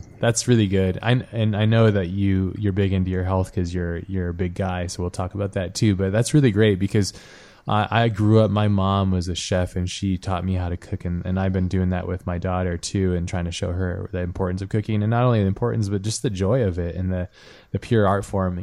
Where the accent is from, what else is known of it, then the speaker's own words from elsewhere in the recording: Hawaii, United States; I grew up in Hawaii